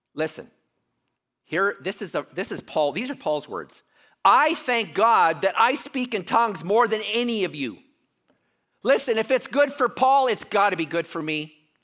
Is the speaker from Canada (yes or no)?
yes; Canada; I'm Canadian.